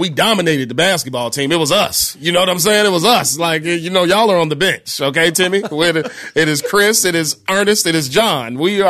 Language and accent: English; Bellwood, Illinois, United States; also born or lived in Westchester, Illinois; I'm from Westchester, Illinois, Bellwood, Illinois, where St. Joseph High School is.